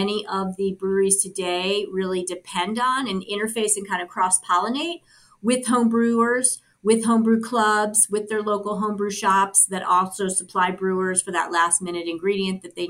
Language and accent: English; Colorado, United States; my home state of Colorado